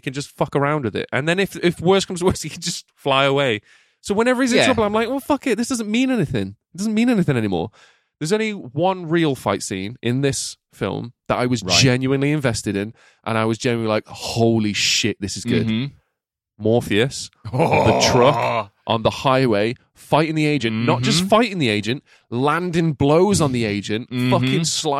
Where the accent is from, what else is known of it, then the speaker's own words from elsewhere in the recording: England, United Kingdom; I struggled with the architect's old ass English, and I am English.